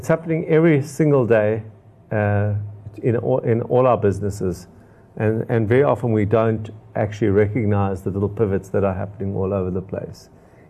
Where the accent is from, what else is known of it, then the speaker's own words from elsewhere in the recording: Durban, KwaZulu-Natal, South Africa; I grew up in Durban